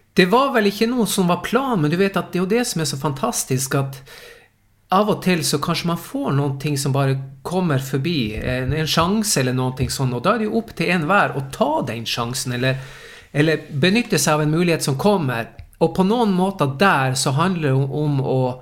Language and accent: Norwegian; Tromsø, Troms, Norway; accent: Tromsø dialect; moved away as an adult; also born or lived in Stockholm, Sweden; now in Sweden; jeg er Tromsø-gutt